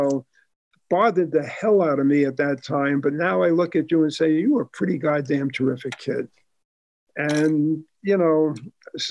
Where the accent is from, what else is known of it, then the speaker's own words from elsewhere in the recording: New York City, New York, United States; also born or lived in Bronx, New York; now in Sun Valley, United States; I was born in the Bronx and I grew up in Queens, and I went to what was the largest high school in America at that time, Jamaica High School